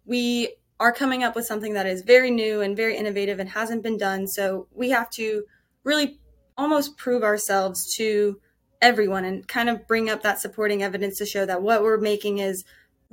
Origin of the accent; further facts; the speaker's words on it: Florida, United States; growing up in Florida